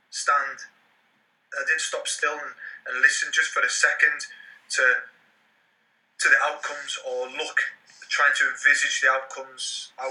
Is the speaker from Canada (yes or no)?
no; Carlisle, North West England, United Kingdom; in my hometown in Carlisle